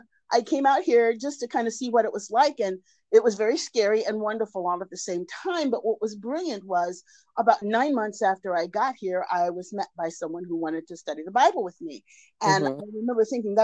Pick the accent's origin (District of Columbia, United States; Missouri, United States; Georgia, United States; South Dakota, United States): District of Columbia, United States; Washington; moved away as an adult; now in Los Angeles, United States; I am originally from Washington, D.C., but I've been living in Los Angeles for almost a quarter of a century now